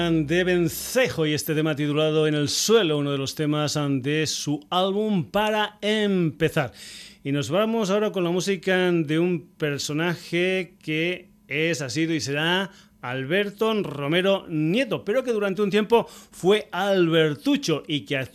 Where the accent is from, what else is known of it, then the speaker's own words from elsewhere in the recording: Badajoz, Extremadura, Spain; en mi tierra, en Badajoz